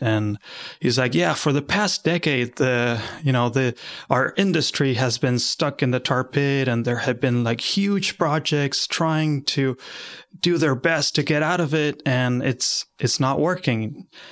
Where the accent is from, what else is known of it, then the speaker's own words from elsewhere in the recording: Argentina; moved away as an adult; now in Philadelphia, United States; I come from Argentina